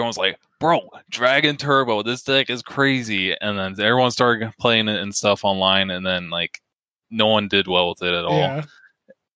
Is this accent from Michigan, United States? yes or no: no; Pennsylvania, United States; now in Georgia, United States; I was born in Pennsylvania, so like I'm a Philly sports fan